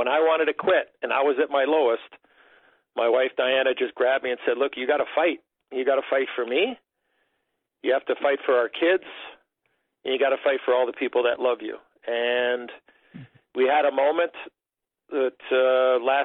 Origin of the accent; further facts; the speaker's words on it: Chicago, Illinois, United States; growing up in Chicago